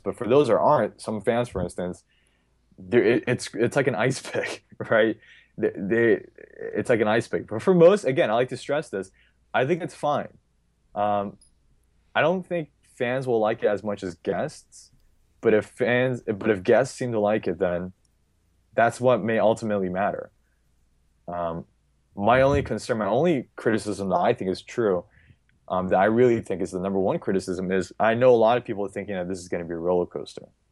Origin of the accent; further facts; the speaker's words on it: California, United States; I'm from California